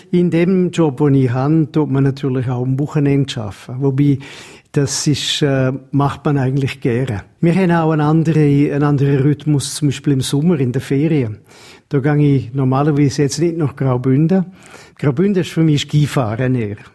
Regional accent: England, United Kingdom; Ich bin in England aufgewachsen und habe einfach ein bisschen vom Dialekt beibehalten.

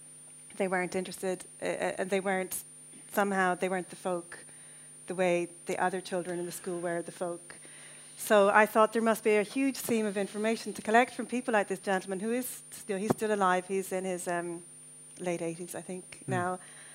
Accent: New Ross, Leinster, Ireland; I'm from New Ross originally

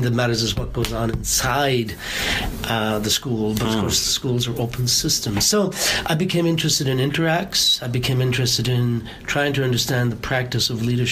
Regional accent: Ireland; I'm Irish

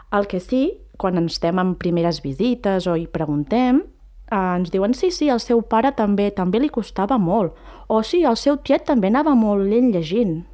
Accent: La Garriga, Catalonia, Spain; sóc nascuda i criada aquí a la Garriga

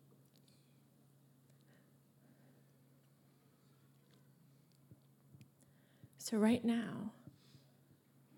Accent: United States; also born or lived in Oklahoma; I'm American. I'm not tech. We live in Oklahoma, right above Texas

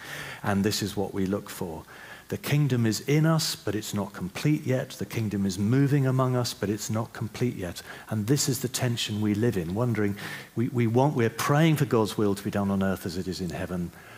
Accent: The Hague, South Holland, Netherlands; born there; Now, I was born in The Hague in the Netherlands. All right, we lived in one of these buildings, in an apartment in one of these buildings here. And I love Holland because I was born there.

